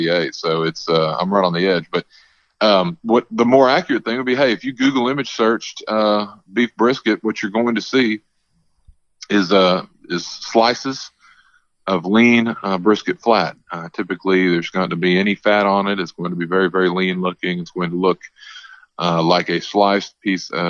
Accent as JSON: {"language": "English", "region": "Texas", "country": "United States", "tie": "born or raised there", "said": "my home state of Texas"}